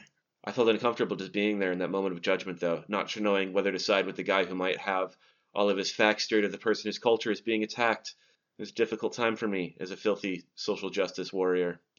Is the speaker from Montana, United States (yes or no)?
yes; Montana, United States; I'm from Montana